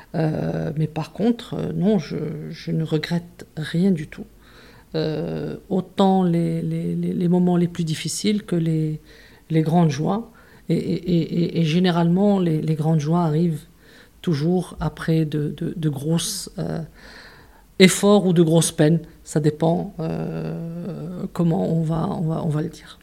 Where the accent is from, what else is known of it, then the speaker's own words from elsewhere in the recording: Casablanca, Casablanca-Settat, Morocco; also born or lived in Tangier / Marrakesh / Toulouse; on est arrivé à Casa, je devais avoir 8-9 euh, ans. Et je suis restée à Casa donc depuis ce moment-là